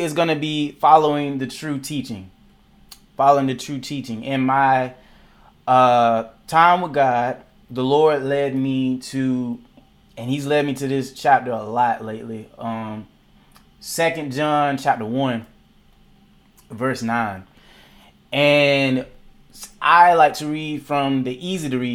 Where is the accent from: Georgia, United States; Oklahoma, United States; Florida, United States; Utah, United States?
Georgia, United States; Macon; also born or lived in Atlanta, Georgia; my city of Macon, Georgia, where I am now